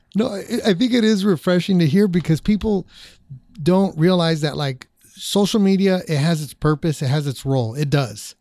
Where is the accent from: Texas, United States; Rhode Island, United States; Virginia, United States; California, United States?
California, United States; Orange County; I grew up in Orange County, born and raised